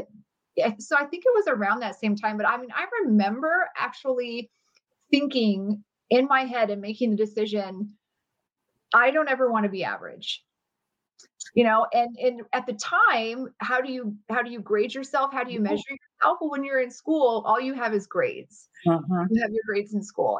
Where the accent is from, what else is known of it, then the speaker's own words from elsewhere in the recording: Phoenix, Arizona, United States; also born or lived in Riverton, Wyoming; I lived there until my family moved here to Phoenix, Arizona. I was about to turn 7